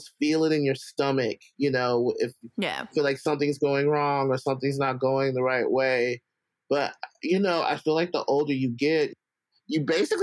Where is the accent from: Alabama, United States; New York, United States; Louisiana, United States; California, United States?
Alabama, United States; moved away; I grew up in Alabama, so all my family's in Alabama